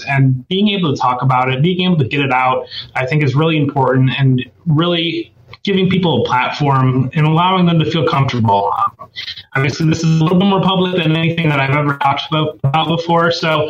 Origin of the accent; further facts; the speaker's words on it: Northwest Ohio, United States; also born or lived in Columbus, Ohio; I actually grew up in Ohio. I grew up in Columbus. I grew up in Northwest Ohio. So I grew up in a small town in Northwest Ohio. So I've lived in Ohio my entire life.